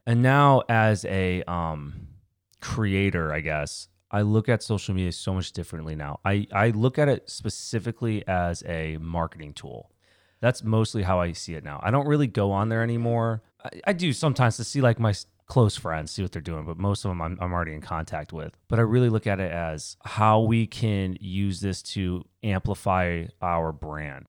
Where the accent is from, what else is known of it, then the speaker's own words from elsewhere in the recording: Winchester, Virginia, United States; also born or lived in Connecticut; I moved from Connecticut when I was eight, and then I stayed in Winchester till college